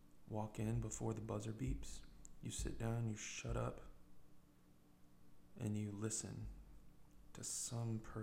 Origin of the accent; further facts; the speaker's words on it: United States; an American with 40 years of skin in the game, living the American fantasy